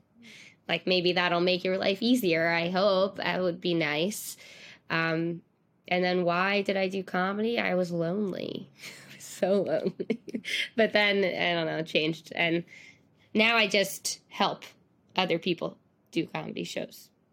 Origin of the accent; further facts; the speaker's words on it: New York City, New York, United States; I'm from Staten Island